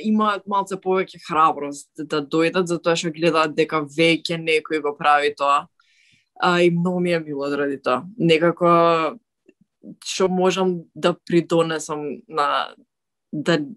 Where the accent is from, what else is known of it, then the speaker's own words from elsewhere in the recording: North Macedonia; дека сум од Македонија